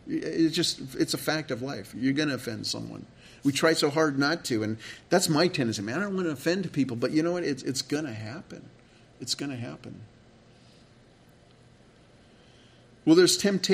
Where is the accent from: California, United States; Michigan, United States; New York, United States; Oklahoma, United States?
California, United States; moved away; I grew up in California